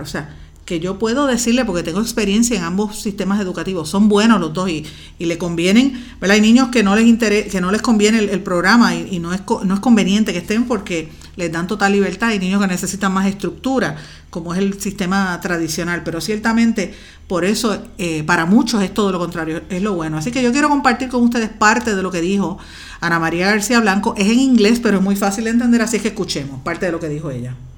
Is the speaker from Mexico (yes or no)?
no; Guaynabo, Puerto Rico; soy de Guaynabo